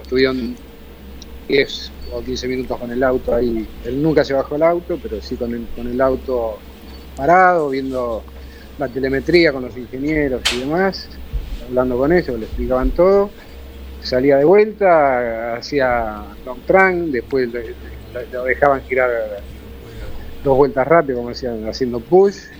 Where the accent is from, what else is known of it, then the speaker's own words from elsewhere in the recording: Argentina; como argentino